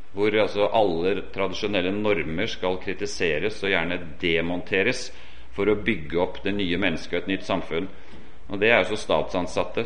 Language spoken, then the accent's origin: Norwegian; Oslo area, Norway; accent: Oslo dialect; moved away as an adult; also born or lived in Portugal; Jeg har jo Oslo-dialekt, og det stemmer at jeg kommer fra Oslo-området